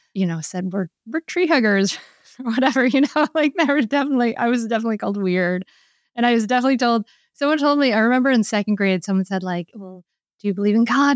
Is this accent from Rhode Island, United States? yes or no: yes; Rhode Island, United States; I grew up in Rhode Island.